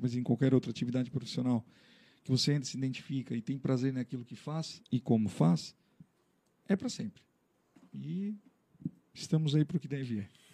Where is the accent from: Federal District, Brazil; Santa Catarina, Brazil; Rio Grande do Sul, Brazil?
Santa Catarina, Brazil; Criciúma; Sou natural de Criciúma